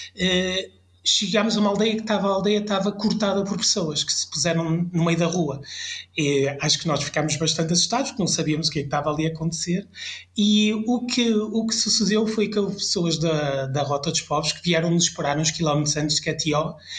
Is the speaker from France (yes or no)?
yes; France; now in Portugal; eu passei a minha infância em França